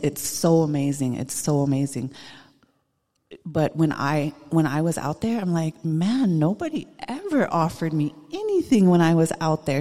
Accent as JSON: {"language": "English", "town": "Busby", "region": "Montana", "country": "United States", "tie": "born or raised there", "said": "I'm Northern Cheyenne from Busby, Montana. I grew up in Busby"}